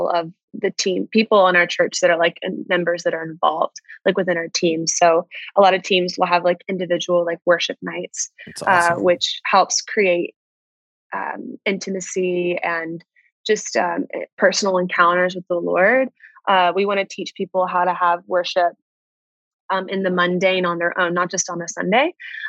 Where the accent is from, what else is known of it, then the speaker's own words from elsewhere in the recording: Atlanta, Georgia, United States; now in New York City, United States; So I think I've lost it a bit, my accent